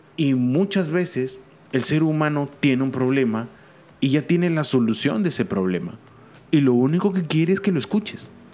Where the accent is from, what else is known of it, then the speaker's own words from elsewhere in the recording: Peru; mi país, Perú.